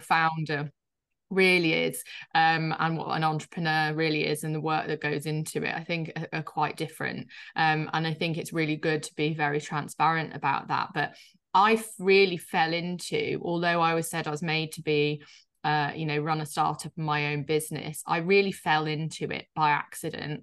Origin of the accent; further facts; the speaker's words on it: Yorkshire and the Humber, United Kingdom; I grew up, uh, in a place in the U K called Yorkshire, uh, so in the north, um, which you'll probably hear slightly in my accent.